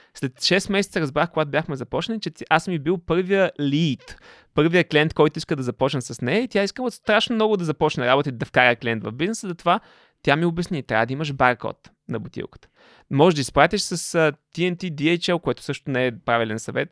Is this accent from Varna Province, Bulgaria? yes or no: no; Panagyurishte, Pazardzhik Province, Bulgaria; also born or lived in England; да се върна в панегирище в родния ми град да си развивам този бизнес